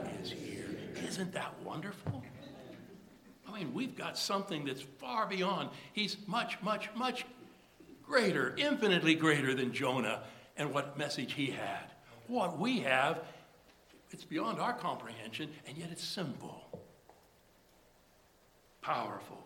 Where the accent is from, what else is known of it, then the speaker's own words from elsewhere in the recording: United States; being American